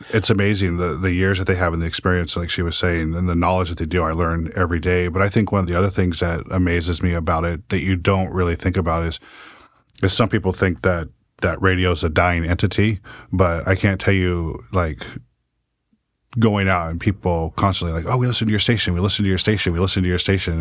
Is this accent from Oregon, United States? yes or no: yes; Salem, Oregon, United States; born or raised there; also born or lived in Ontario, Oregon